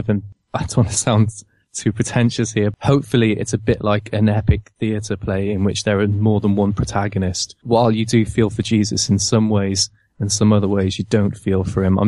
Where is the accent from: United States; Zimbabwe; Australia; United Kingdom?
United Kingdom; Cardiff, Wales; now in London, United Kingdom; I'm originally from Cardiff